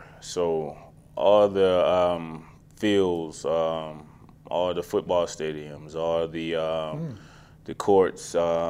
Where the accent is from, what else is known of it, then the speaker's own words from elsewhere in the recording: Macon, Georgia, United States; Yeah, hometown. Small town. You know, I mean, all of my family's still there. Grew up there.